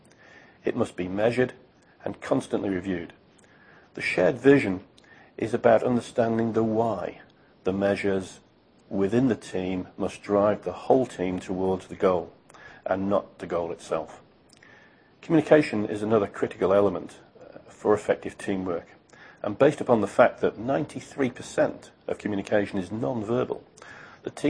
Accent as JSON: {"language": "English", "country": "United Kingdom", "said": "As a British guy"}